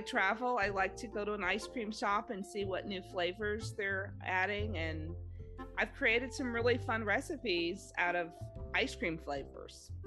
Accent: Los Angeles, California, United States; grew up in Los Angeles

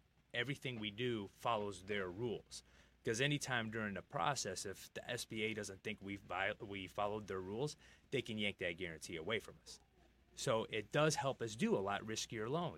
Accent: Michigan, United States; also born or lived in Los Angeles, California; I consider myself a native Michigander

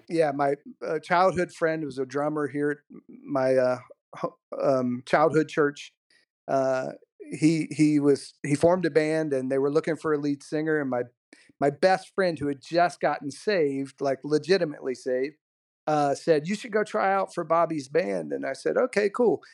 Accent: Southwest Virginia, United States; I grew up in Southwest Virginia.

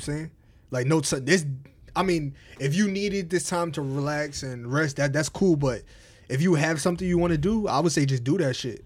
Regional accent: Albany, New York, United States; also born or lived in Englewood, New Jersey; from Jersey, I moved to upstate New York, Albany

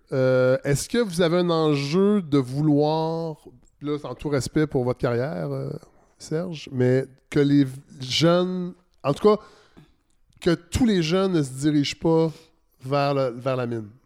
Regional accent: Saint-Hyacinthe, Quebec, Canada; born there; Je ne suis, pas né à Montréal, moi, je suis né à Saint-Hyacinthe, je me suis promené beaucoup

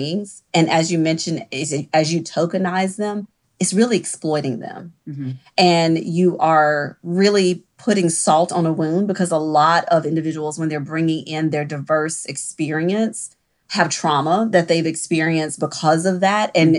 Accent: the South, United States; I am from the South and there is a level of hierarchy that is ingrained in us very early

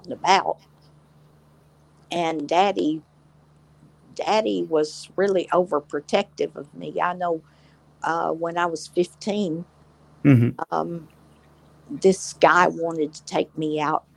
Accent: Smithville, Tennessee, United States; also born or lived in Nashville; I was born in Smithville

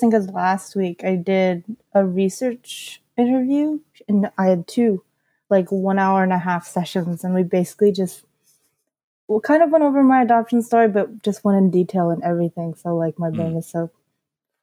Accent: Bay Area, Northern California, United States; moved away as an adult; also born or lived in Tongling, Anhui, China / Los Angeles, California; now in Southern California, United States; I was adopted between 7 and 9 months old, and I moved to the Bay Area, Northern California, and I was adopted by two white adoptive moms, and I had an older adopted brother. And so I grew up living around there

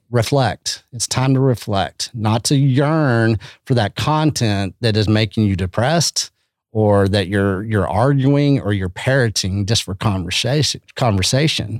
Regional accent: Canyon, Texas, United States; also born or lived in Austin, Texas; I come from Canyon, Texas, you know, and it's, it's nothing special, man, but it's very special

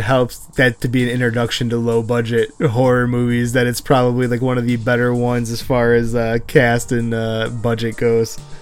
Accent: Buffalo, New York, United States; I'm from Buffalo.

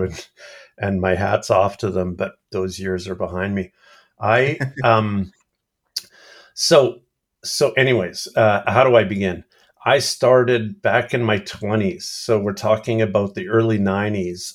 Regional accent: Canada; I'm talking Canadian

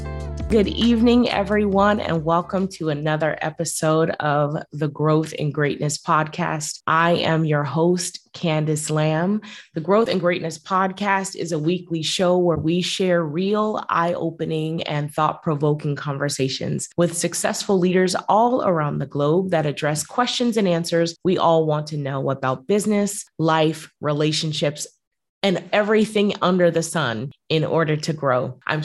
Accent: United States; now in Bermuda; We're US, but we live in Bermuda.

